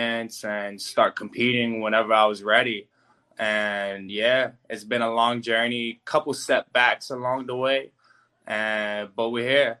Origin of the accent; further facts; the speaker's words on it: New York City, New York, United States; growing up in the Bronx